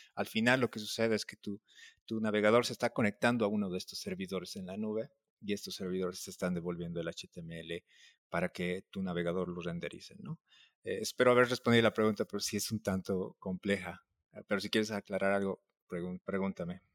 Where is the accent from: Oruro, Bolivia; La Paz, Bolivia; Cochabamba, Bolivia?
La Paz, Bolivia; now in Mexico; soy boliviano, soy de La Paz